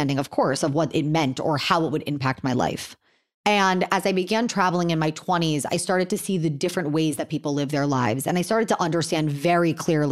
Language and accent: English; Miami, Florida, United States; I grew up in Miami in a pretty well-off family.